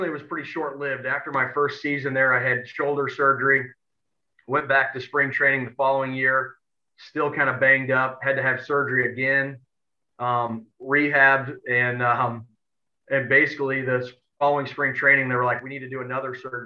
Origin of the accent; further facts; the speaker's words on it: Edwardsville, Illinois, United States; I'm from Edwardsville and born and raised here